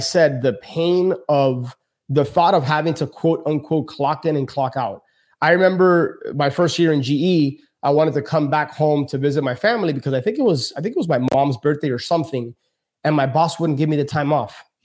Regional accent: Miami, Florida, United States; born and raised in Miami, my parents are from Cuba

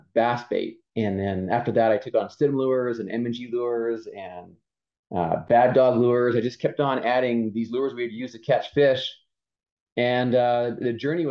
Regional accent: Winnipeg, Manitoba, Canada; in Canada, where I grew up in Winnipeg, Manitoba, Canada.

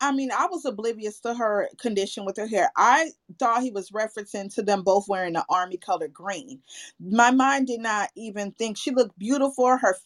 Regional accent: Florida, United States; I'm from Florida

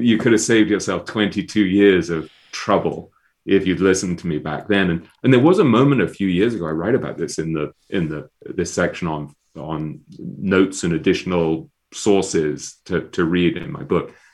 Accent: England, United Kingdom; I'm an English intellectual snob by, by, by training and nature

